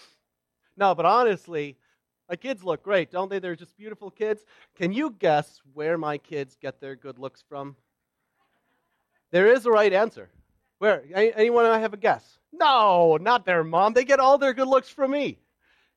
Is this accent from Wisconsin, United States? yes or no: yes; Wauwatosa, Wisconsin, United States; also born or lived in Stoughton, Wisconsin; now in Waukesha, United States; I live in Waukesha. I was born in Stoughton, raised in Wauwatosa, and moved over the country a number of times, but I seem to keep coming back around here